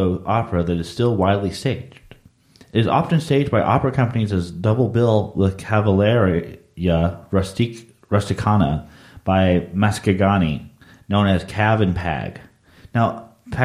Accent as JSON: {"language": "English", "town": "Dallas", "region": "Texas", "country": "United States", "tie": "born or raised there", "said": "that's my hometown there"}